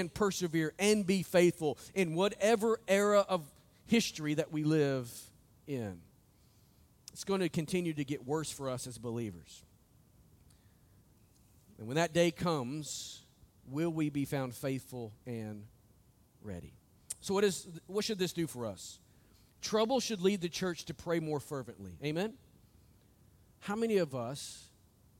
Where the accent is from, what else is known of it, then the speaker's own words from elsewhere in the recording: United States; us as the American church